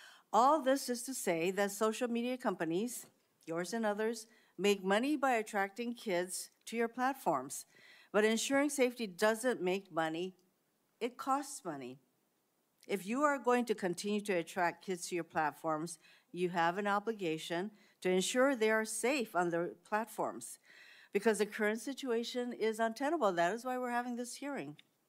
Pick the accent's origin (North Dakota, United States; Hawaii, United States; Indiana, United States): Hawaii, United States; Sex trafficking is a serious problem in my home state of Hawaii, especially for Native Hawaiian victims.